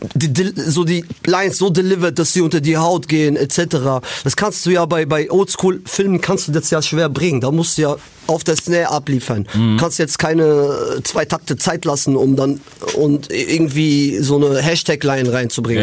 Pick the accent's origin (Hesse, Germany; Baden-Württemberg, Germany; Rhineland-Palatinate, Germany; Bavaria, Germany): Hesse, Germany; Frankfurt; bei uns in Frankfurt